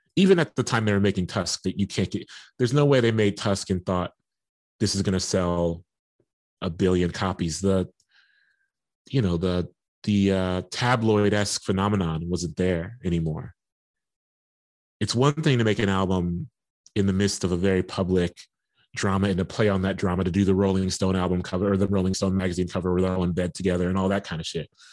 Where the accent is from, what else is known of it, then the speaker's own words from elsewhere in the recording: Columbus, Ohio, United States; born and raised in Columbus